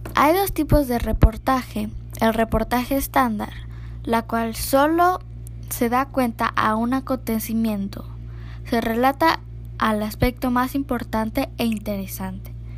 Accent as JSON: {"language": "Spanish", "town": "Playa del Carmen", "region": "Quintana Roo", "country": "Mexico", "said": "Soy de Playa del Carmen, Quintana Roo"}